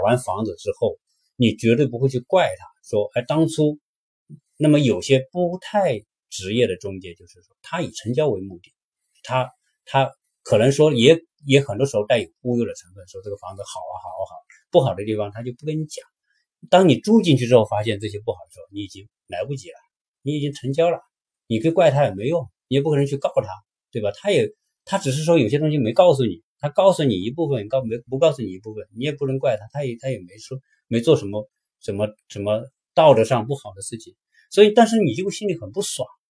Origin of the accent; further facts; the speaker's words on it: China; now in United States; 我们中国人来这边买房子